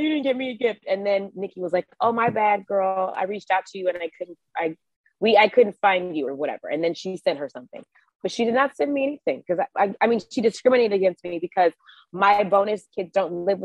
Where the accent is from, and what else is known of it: Georgia, United States; moved away